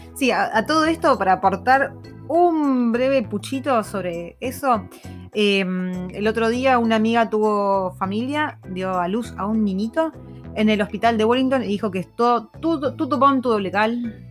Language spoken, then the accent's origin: Spanish; Argentina; moved away